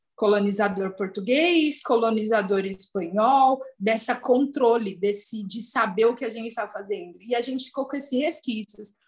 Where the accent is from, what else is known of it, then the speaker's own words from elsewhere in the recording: Brazil; eu nasci no Brasil, eu sou brasileira